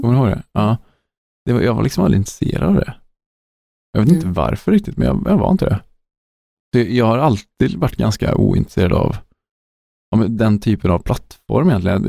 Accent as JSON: {"language": "Swedish", "country": "Sweden", "said": "Som svensk"}